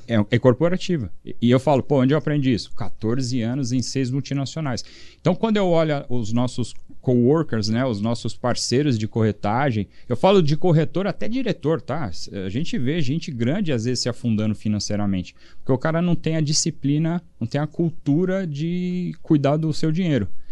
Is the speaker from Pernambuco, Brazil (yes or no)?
no; São Paulo, Brazil; also born or lived in Europe; foi onde eu cresci